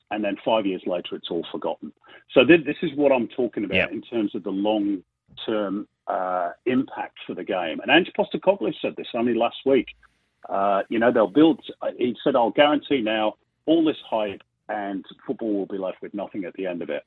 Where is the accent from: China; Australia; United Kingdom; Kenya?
United Kingdom; England; as an Englishman